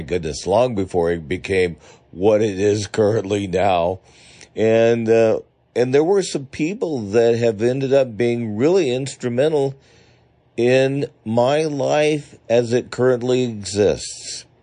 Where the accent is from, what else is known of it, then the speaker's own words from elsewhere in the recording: Pittsburg, California, United States; now in Medford, United States; I grew up in the San Francisco Bay Area in the town of Pittsburgh, the one without the H in it. We, I lived in Pittsburgh, California